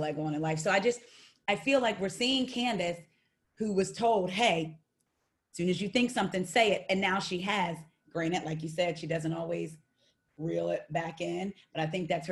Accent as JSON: {"language": "English", "region": "New Jersey", "country": "United States", "said": "I'm from Jersey. I was from 40 minutes from where Monique grew"}